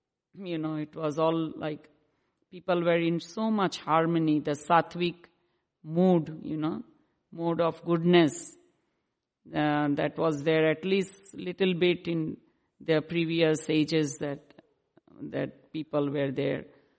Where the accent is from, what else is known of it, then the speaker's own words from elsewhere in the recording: India; born there; I was born in India, of course.